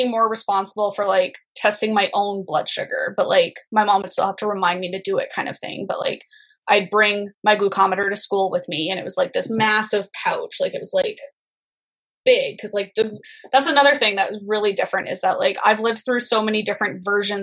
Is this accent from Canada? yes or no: yes; Canada; also born or lived in Ontario; I'm from Canada